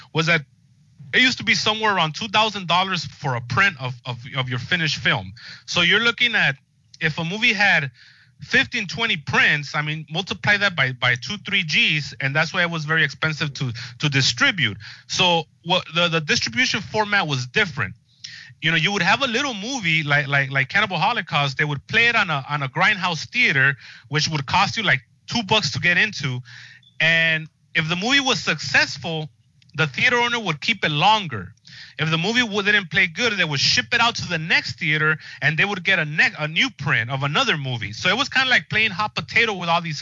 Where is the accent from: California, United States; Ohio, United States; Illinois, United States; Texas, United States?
California, United States; Los Angeles; I grew up here in Los Angeles going to like these movie palaces